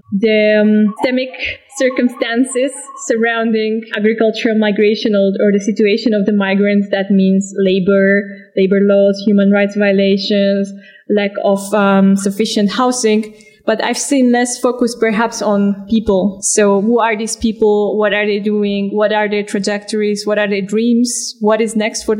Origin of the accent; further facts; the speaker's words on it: Slovakia; now in Ostend, Belgium; I'm originally from Slovakia, but I feel at home on the move.